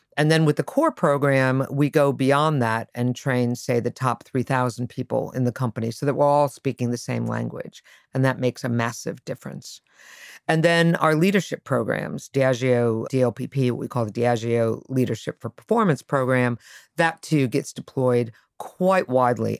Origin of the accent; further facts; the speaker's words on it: Connecticut, United States; moved away; also born or lived in Boston; I grew up in Connecticut